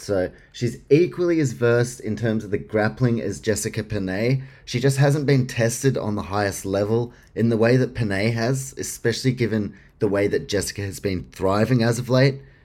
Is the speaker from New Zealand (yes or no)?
no; Australia; for me as an Australian